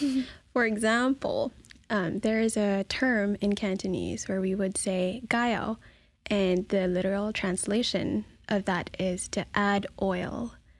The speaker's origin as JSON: {"language": "English", "country": "Philippines", "tie": "born or raised there", "second_language": "English", "moved": "as an adult", "said": "I'm from the Philippines, born and raised."}